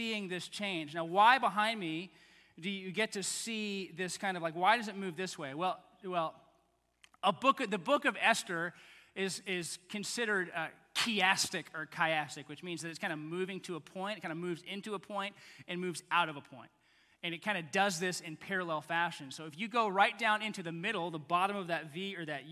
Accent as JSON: {"language": "English", "region": "Texas", "country": "United States", "also_born_or_lived": "Baton Rouge, Louisiana", "moved": "yes", "said": "I'm kind of from Texas"}